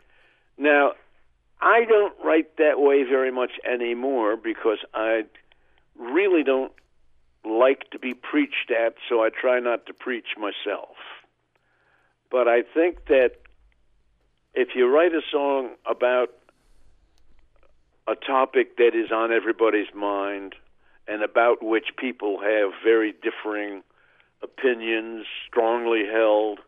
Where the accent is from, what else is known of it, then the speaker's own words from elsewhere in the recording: Oklahoma, United States; my hometown in Oklahoma